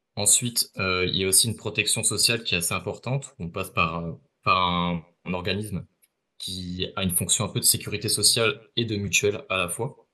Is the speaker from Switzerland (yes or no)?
no; Ardennes, Grand Est, France; moved away as an adult; now in Toronto, Canada; je viens des Ardennes, près de en France.